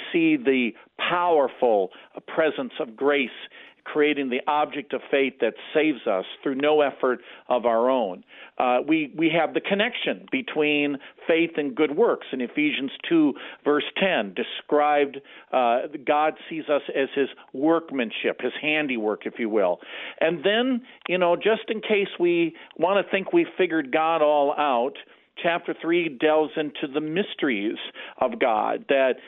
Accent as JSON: {"language": "English", "town": "Beloit", "region": "Wisconsin", "country": "United States", "tie": "born or raised there", "also_born_or_lived": "Rockford, Illinois / Scituate, Massachusetts", "moved": "as an adult", "said": "I was called back to my hometown here at Beloit, Wisconsin, and I'm serving in the next closest congregation to where I grew up"}